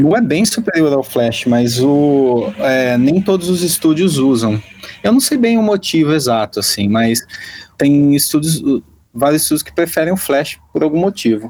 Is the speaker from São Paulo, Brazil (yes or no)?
yes; Rio Claro, São Paulo, Brazil; moved away as an adult; minha cidade natal, Rio Claro